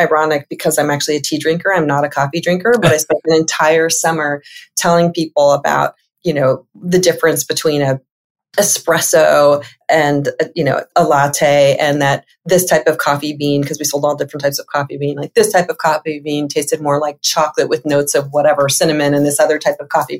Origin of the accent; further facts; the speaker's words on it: Los Angeles, California, United States; I grew up in Los Angeles. So I am a California girl at heart